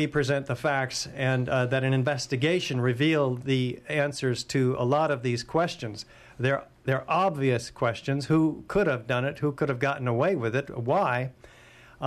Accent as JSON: {"language": "English", "country": "United States", "said": "I'm an American"}